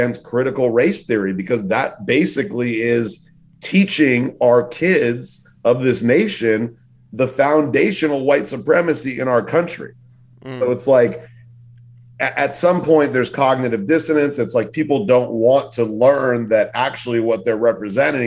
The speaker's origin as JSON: {"language": "English", "town": "Los Angeles", "region": "California", "country": "United States", "moved": "yes", "lives_now": "New York, United States", "said": "from California, from LA, living in New York"}